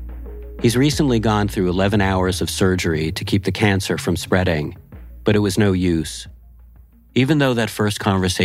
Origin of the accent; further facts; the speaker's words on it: Laval, Quebec, Canada; moved away; Chomedey-Laval, a suburb we grew up in just outside of Montreal